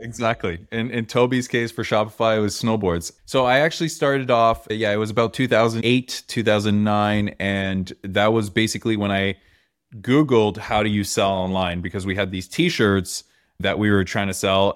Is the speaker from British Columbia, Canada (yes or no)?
no; Toronto, Ontario, Canada; we're in Toronto, I'm from Toronto